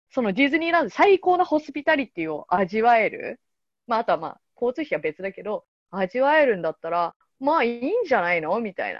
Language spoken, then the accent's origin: Japanese; Yokohama, Kanagawa, Japan; 私横浜出身なんだけど